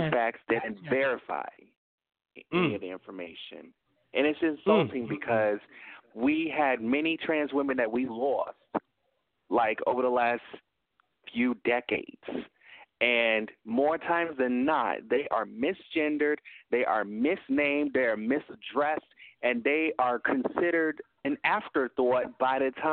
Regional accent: Tennessee, United States; now in Illinois, United States; I'm from Tennessee.

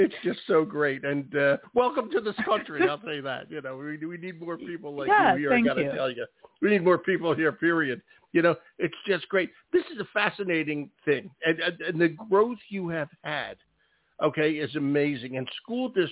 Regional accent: Philadelphia, Pennsylvania, United States; moved away; I'm originally a Philadelphian

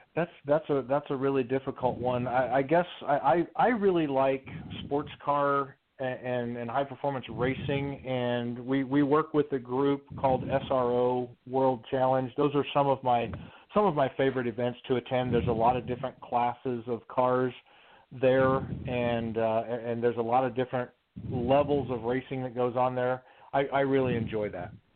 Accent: Midwest, United States; Growing up, I grew up in the Midwest

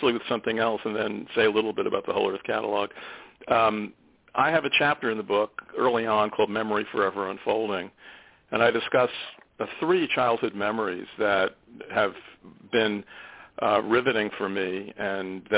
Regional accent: South Shore of Long Island, New York, United States; I grew up on the South Shore of Long Island

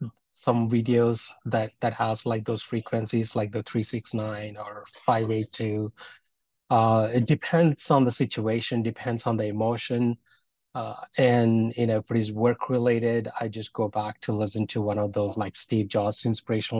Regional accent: India; from where I'm from Indian Hinduism

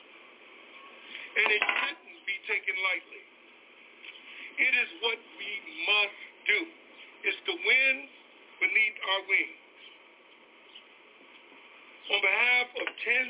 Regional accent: Chicago, Illinois, United States; born and raised on 65th and Blackstone in 1960

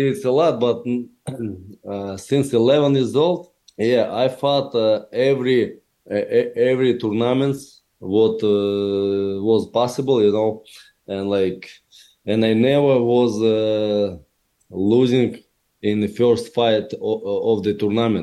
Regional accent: Chelyabinsk, Chelyabinsk Oblast, Russia; English is a second language; moved away as an adult; now in Florida, United States; I grew up in poor family and poor area where I lived people who worked on a huge factory in Russia, in my hometown, Chelyabinsk

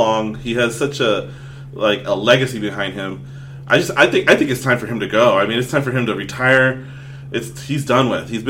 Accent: Southern California, United States; I was born and raised in California, in Southern California.

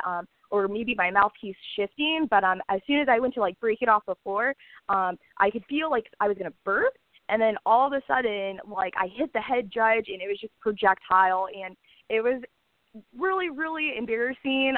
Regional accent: Orlando, Florida, United States; I'm born and raised in Orlando, Florida.

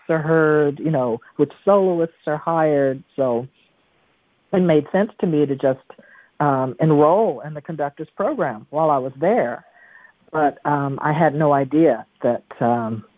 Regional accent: the South, United States; moved away as an adult; I came from the South there

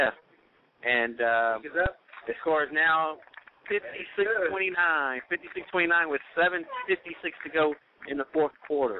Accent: Las Vegas, Nevada, United States; I'm from Las Vegas.

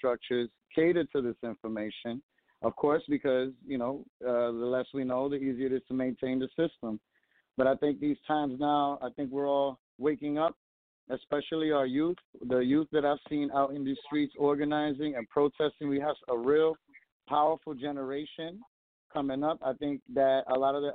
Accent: New York City, New York, United States; I'm Puerto Rican from Brooklyn

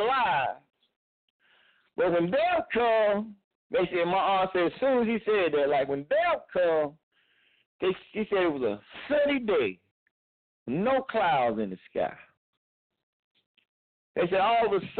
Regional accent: Clinton, North Carolina, United States; moved away; we were both born in the same county

